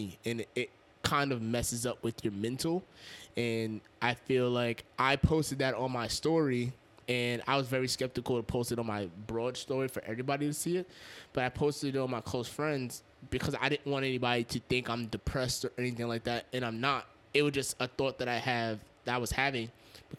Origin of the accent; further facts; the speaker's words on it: Yonkers, New York, United States; I'm from Yonkers